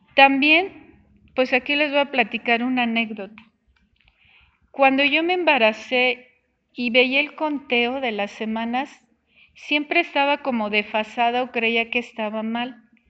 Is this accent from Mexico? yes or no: yes; Mexico; somos mexicanos